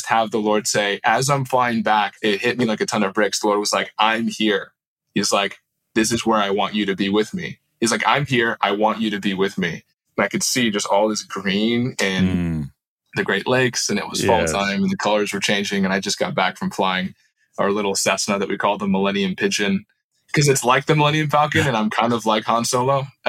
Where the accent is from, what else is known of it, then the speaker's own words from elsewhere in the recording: Istanbul, Turkey; also born or lived in Wrightwood, United States; now in United States; I was born in the Sierra Mountains above Orange County, so Wrightwood, overlooking Mojave, Palmdale area, and moved to Istanbul, Turkey when I was two. I remember climbing over my parents' lap when I was 2.5 and seeing the sunset over Istanbul for the first time.